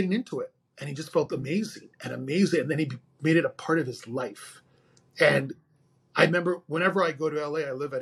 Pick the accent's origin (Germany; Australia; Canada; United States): Canada; Montreal, Quebec; I'm born and raised in Montreal, Canada